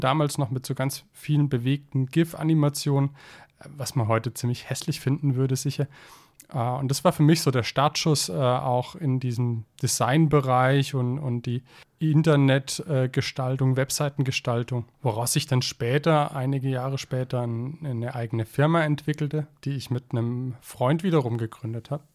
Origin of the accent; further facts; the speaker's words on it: Zell am Harmersbach, Baden-Württemberg, Germany; meinem Heimatort Zeller am Hammersbach